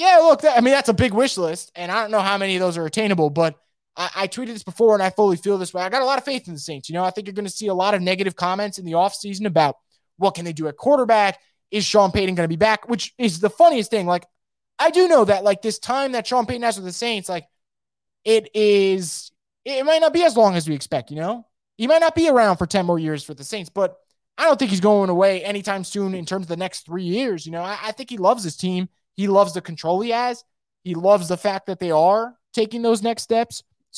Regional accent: Germany; English is a second language; just because I'm from Germany

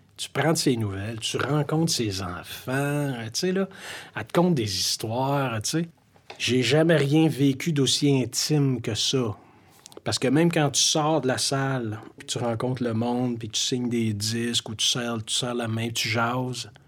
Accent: Montreal, Quebec, Canada; Oui, j'ai grandi à Montréal. J'ai passé ma vie à Montréal

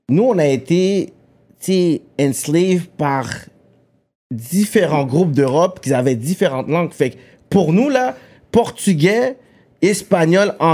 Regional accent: Quebec, Canada; tu sais, je suis un fier québécois.

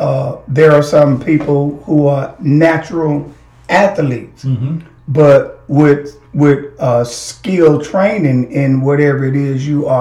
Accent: Blytheville, Arkansas, United States; also born or lived in Boston; I'm from Blyville

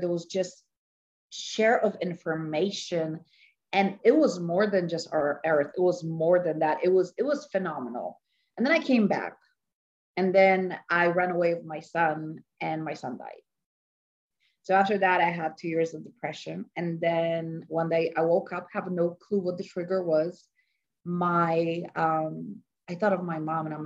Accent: Poland; moved away; So I'm Polish. I was born in Poland, and my mother was an actress and a singer

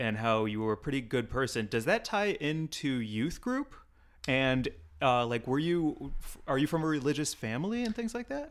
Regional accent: California, United States; As a Californian

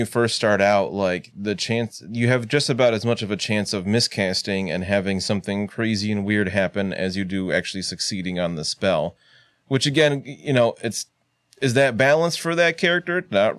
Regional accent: United States; an American like myself.

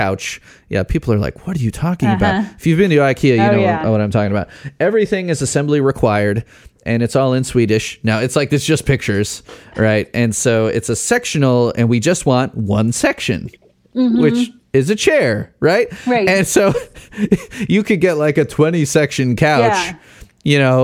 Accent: Schaumburg, Illinois, United States; moved away; I grew up near Schaumburg, Woodfield Mall.

